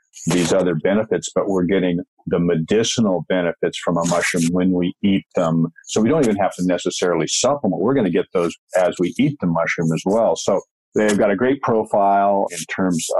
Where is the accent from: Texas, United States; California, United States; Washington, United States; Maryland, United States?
Washington, United States; moved away as an adult; now in British Columbia, Canada; Pacific Northwest, Washington State, and now I'm in British Columbia